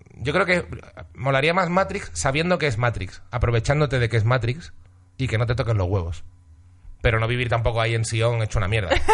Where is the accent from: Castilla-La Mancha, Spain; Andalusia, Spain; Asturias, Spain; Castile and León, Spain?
Andalusia, Spain; Seville; also born or lived in Huelva; Yo me crié en Sevilla, nací en Huelva